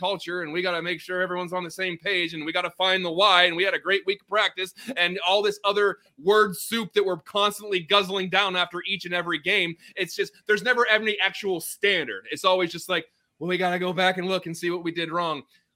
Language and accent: English; near Pittsburgh, Pennsylvania, United States; I grew up near Pittsburgh.